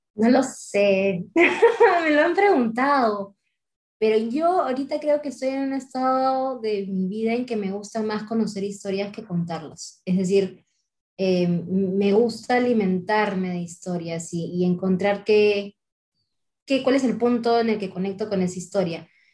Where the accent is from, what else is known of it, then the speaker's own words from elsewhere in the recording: Talara, Piura, Peru; moved away; De chiquita yo vivía en Talara, una ciudad petrolera